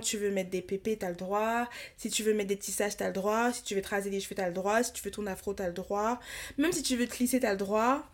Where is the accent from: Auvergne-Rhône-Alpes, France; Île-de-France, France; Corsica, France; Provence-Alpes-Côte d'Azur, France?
Île-de-France, France; Paris; j'ai grandi à à Paris, tu vois, entre Paris et la banlieue